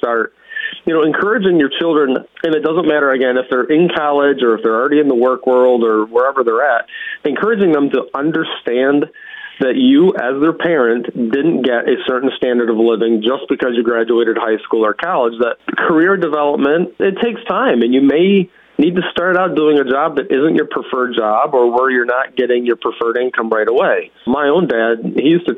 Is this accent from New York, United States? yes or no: yes; Western New York, United States; I grew up in Western New York